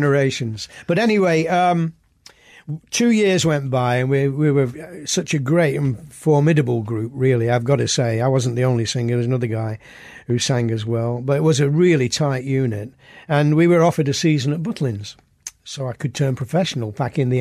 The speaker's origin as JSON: {"language": "English", "town": "Oldham", "region": "North West England", "country": "United Kingdom", "tie": "born or raised there", "moved": "as an adult", "said": "my hometown"}